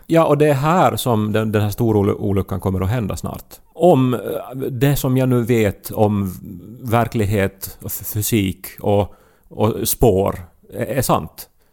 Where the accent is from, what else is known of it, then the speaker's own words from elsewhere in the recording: Esse, Ostrobothnia, Finland; moved away; hemma i Essie